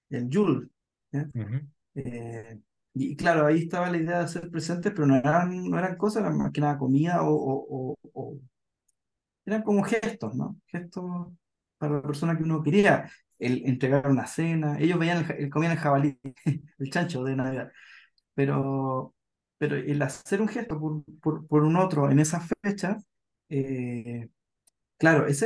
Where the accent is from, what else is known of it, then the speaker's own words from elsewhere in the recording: Puerto Montt, Los Lagos, Chile; yo soy de Puerto Montt, ¿ya? Y ah, en Puerto Montt, de Puerto Montt, sí, ahí crecí.